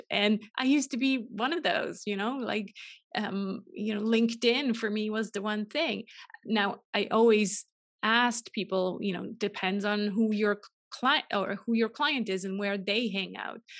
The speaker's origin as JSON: {"language": "English", "country": "Switzerland", "tie": "born or raised there", "also_born_or_lived": "California", "moved": "as an adult", "said": "I'm originally Swiss, uh, born and raised in Switzerland"}